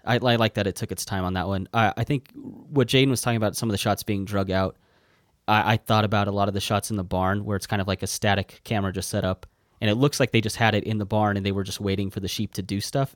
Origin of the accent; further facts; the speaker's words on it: United States; I'm American